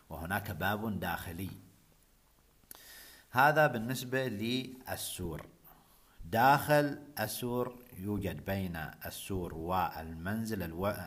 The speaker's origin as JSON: {"language": "Arabic", "country": "Oman", "said": "قبل أن نتحدث عن الضيافة عندنا في بلدي عمان آه، الضيافة العمانية سوف أتحدث عن المنزل العماني"}